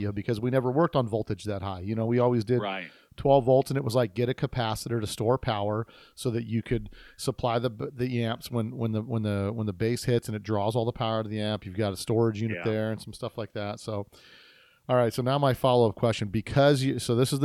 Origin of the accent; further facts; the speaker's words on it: Las Vegas, Nevada, United States; this is my hometown.